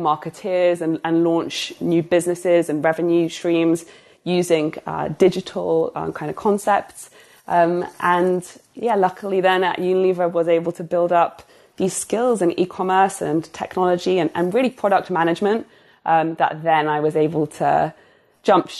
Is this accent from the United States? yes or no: no; United Kingdom